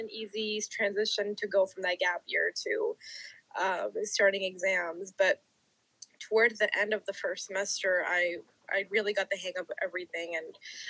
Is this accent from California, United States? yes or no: no; Texas, United States; Both of our families that are here. We both lived here forever. You know, I wasn't born here, but I've grown up here.